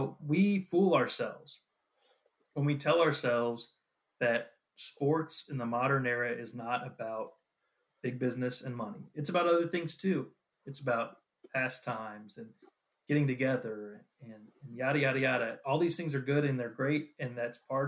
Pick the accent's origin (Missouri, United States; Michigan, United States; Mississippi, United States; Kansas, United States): Missouri, United States; I grew up in Missouri.